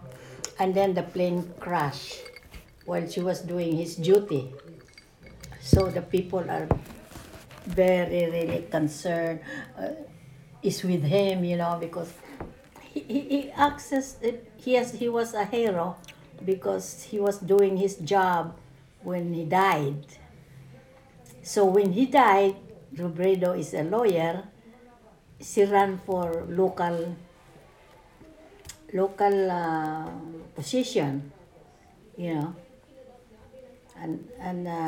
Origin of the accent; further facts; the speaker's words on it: Misamis Occidental, Northern Mindanao, Philippines; moved away; In Misamis Occidental. That's where my father's family was.